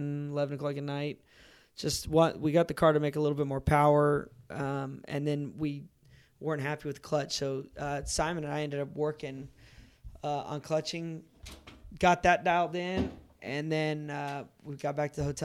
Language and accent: English; United States; as an American